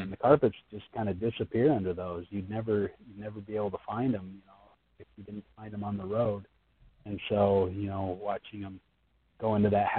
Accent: United States; being an American

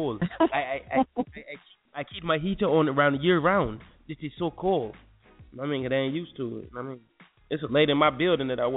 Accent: United States; I'm American.

